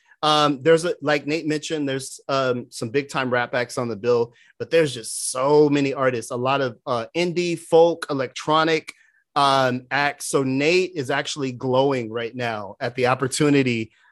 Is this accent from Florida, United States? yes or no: no; California, United States; as a Californian who feels like 60 degrees is like freaking the icy tundra.